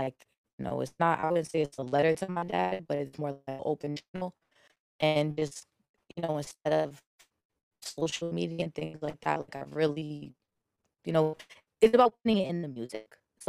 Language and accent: English; New Jersey, United States; I'm from Bergen County.